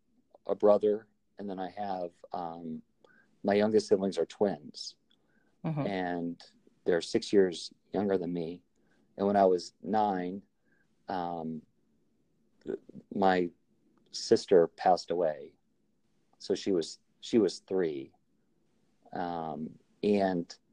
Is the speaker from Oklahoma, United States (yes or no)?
no; outside of Chicago, Illinois, United States; we grew up outside of Chicago